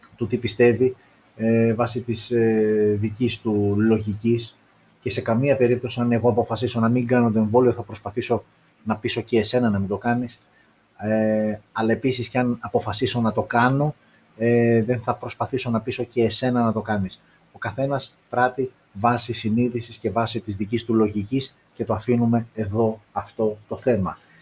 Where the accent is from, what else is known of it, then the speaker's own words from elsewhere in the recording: Greece; εμείς οι Έλληνες